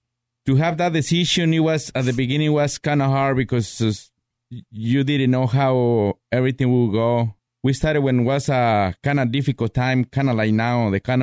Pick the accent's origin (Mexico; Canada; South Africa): Mexico; Zacatecas; now in United States; I grew up in Mexico. Mm-hmm. It's a Zacatecas state. Very little town, you know, where basically you know everybody in that town.